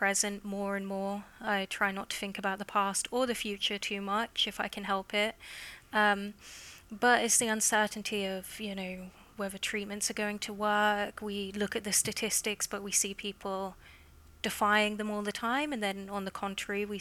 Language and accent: English; England, United Kingdom; I'm from England, if you can't tell by the accent already.